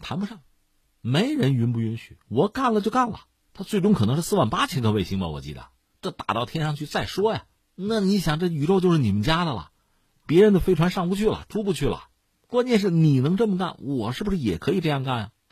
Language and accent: Chinese; China; 我们中国人